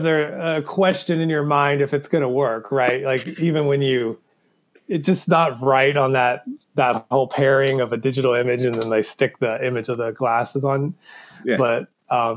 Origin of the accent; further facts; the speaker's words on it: the South, United States; I grew up in the South